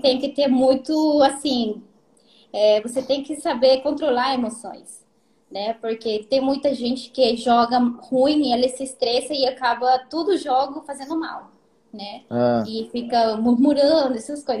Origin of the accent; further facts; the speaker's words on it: Peru; Portuguese is a second language; moved away as an adult; now in Japan; eu sou peruana, tá? Uhum. Tenho 24 anos, casei faz dois anos. Moro Sim. no Japão seis anos.